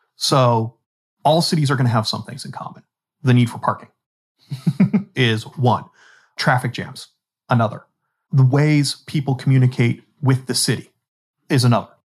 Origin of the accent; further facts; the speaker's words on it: Pittsburgh, Pennsylvania, United States; Pittsburgh, you know, my hometown.